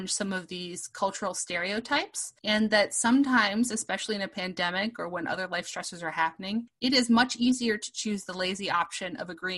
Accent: Chicago, Illinois, United States; I am from Chicago, and I got to have Obama as my state senator

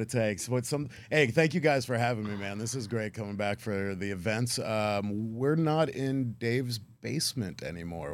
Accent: Canton, Ohio, United States; moved away; it's always special coming home for me because I was born and raised in Canton, Ohio.

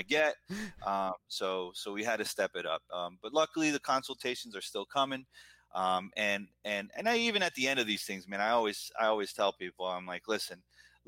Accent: United States; also born or lived in Buenos Aires, Argentina; I came here when I was 2.5, 3 years old. So I've been here my whole life

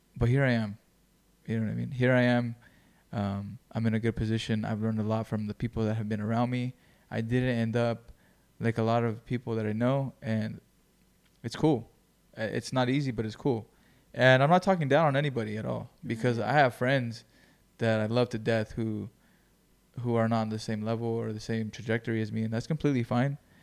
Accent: Greenfield, California, United States; moved away; I moved from Greenfield

